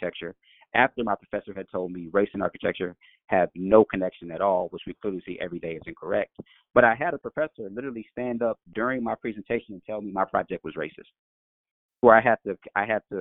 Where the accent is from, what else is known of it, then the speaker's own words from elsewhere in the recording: Chicago, Illinois, United States; I'm from Chicago, the west side of Chicago